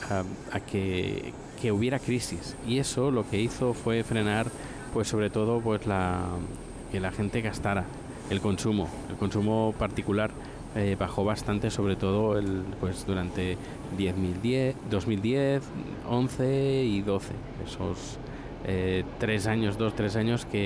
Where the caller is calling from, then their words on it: Buenos Aires, Argentina; de Buenos Aires, Argentina